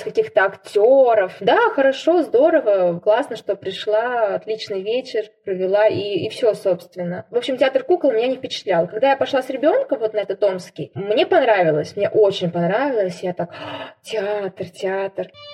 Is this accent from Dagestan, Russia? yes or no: no; Saint Petersburg, Russia; now in Nizhnevartovsk, Russia; театралетка из Петербурга, которая перемещается по театрам России и сейчас работает в Нижневартовском ТЮЗе